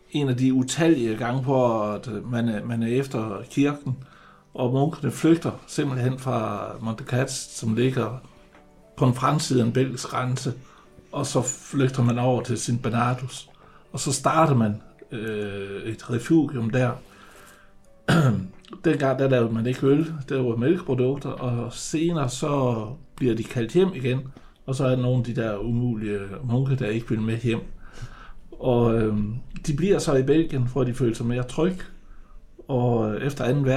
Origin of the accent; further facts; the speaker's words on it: Jutland, Denmark; vi er jo jyder